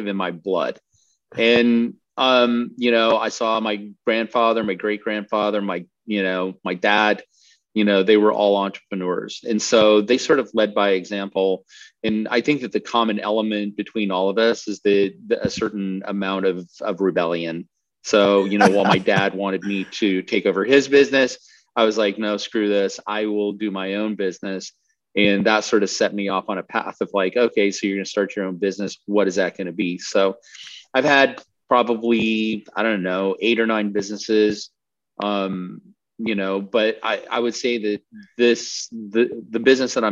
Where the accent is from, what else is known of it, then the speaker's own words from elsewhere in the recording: Colorado, United States; I grew up in Colorado, so I skied